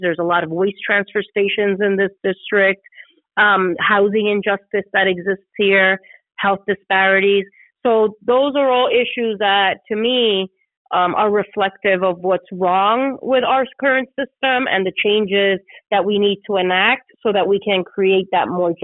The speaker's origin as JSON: {"language": "English", "country": "Puerto Rico", "tie": "born or raised there", "also_born_or_lived": "East Harlem, New York City", "moved": "as an adult", "lives_now": "New York City, United States", "said": "I was born and raised in Puerto Rico."}